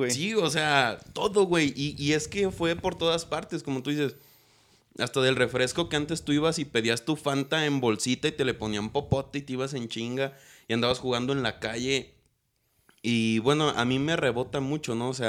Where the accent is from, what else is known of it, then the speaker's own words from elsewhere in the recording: Guadalajara, Jalisco, Mexico; now in Tepatitlán, Mexico; pues yo soy de Guadalajara, o sea, mi familia es de Guanatos. Yo viví poquitos años allá